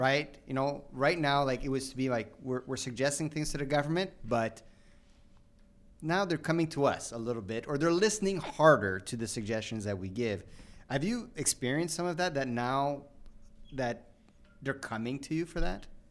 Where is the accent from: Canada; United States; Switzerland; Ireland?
Canada; as a Canadian